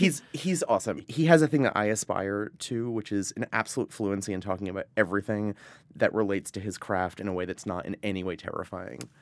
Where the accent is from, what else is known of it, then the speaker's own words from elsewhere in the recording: Providence, Rhode Island, United States; also born or lived in Vermont; I was born in Vermont, but I grew up in Providence, Rhode Island.